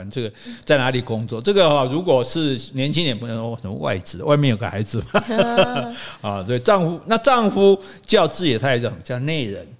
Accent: Taiwan; 这就类似我们台湾人讲温头家

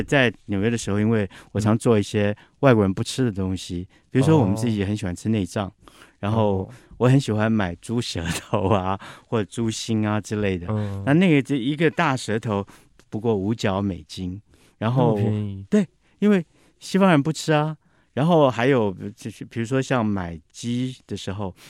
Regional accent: Taipei, Taiwan; also born or lived in New York; 我想自己身为台北人的，

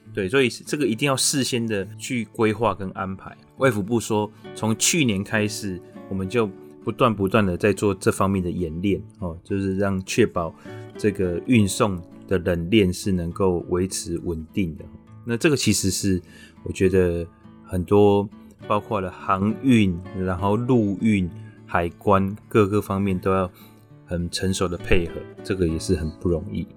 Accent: Taiwan; 我们台湾人其实对医疗专业其实是很， 很信任的

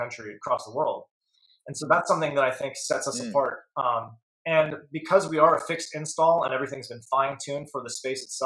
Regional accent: San Diego, California, United States; also born or lived in Florida; now in Atlanta, United States; me as a child growing up in San Diego

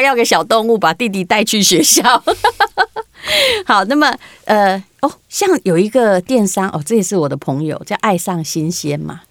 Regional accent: Yilan, Yilan County, Taiwan; now in Taipei, Taiwan; 我家老家在宜兰

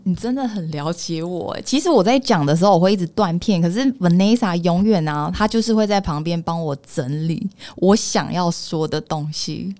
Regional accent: Tianzhong, Changhua County, Taiwan; 其实我住在彰化田中

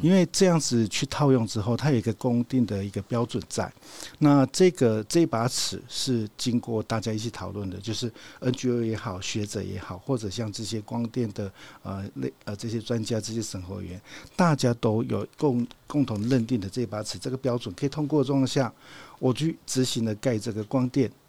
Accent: southern Taiwan, Taiwan; 我来自于南部嘛，中南部都是透天最嗯。多

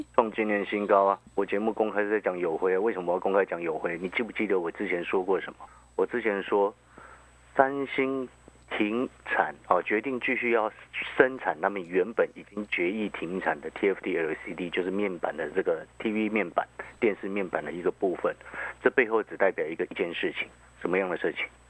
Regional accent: Hualien, Hualien County, Taiwan; moved away as an adult; also born or lived in Taipei; 因为我在花莲长大的

